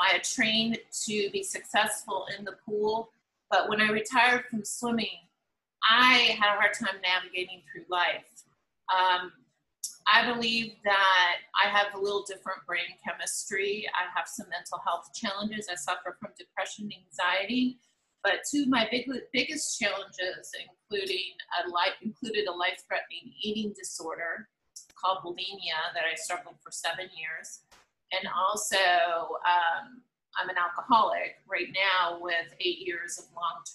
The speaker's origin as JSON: {"language": "English", "town": "Los Angeles", "region": "California", "country": "United States", "tie": "born or raised there", "said": "1984 in Los Angeles, California, which happened to be my hometown"}